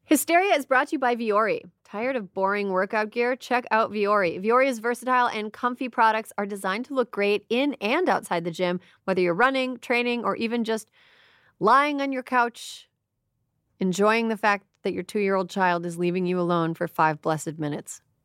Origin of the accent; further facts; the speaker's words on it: Wisconsin, United States; moved away; I'm from Wisconsin, and the part of Wisconsin I'm from is very red